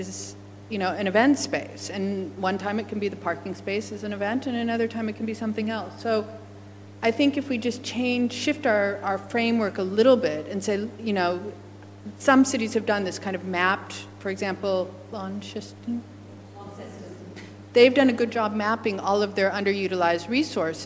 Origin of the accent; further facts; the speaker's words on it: United States; now in Australia; as an American